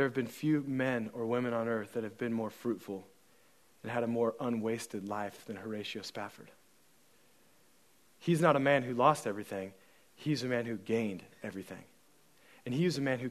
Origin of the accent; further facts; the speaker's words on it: United States; I'm an American